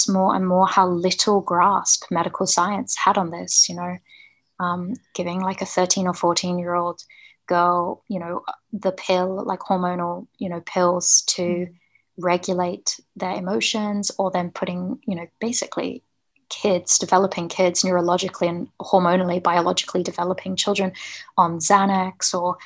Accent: New Zealand; moved away; also born or lived in Melbourne; I went back home. We're originally from New Zealand

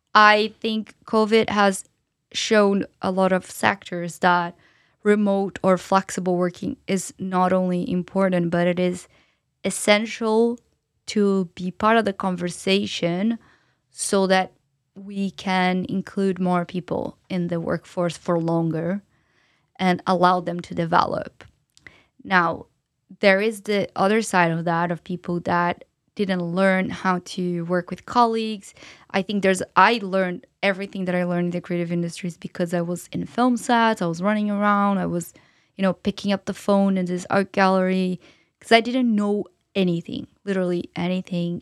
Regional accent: São Paulo, Brazil; moved away as an adult; now in London, United Kingdom; I'm from Brazil originally, as I mentioned, and I'm from São Paulo

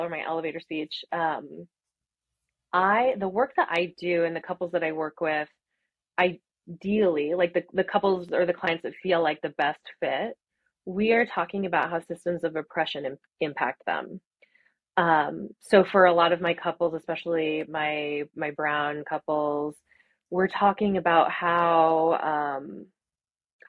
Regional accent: Arvada, Colorado, United States; I grew up in Arvada and, you know, in Colorado

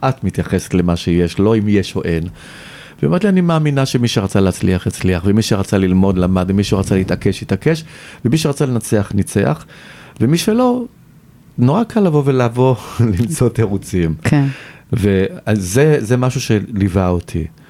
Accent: Tel Aviv, Tel Aviv District, Israel; moved away as an adult; also born or lived in Paris, France; גדלתי ברמת החייל, שזה שכונה של תל אביב

